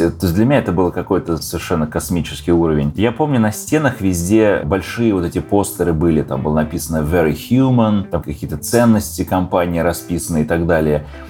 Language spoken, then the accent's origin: Russian; Russia; moved away as an adult; also born or lived in Slovakia / Ukraine; now in Los Angeles, United States; Я родился в Словакии давным-давно, 40 лет назад. Жил немного на Украине и переехал в Россию, где провел, наверное, большую часть своей жизни, 25 лет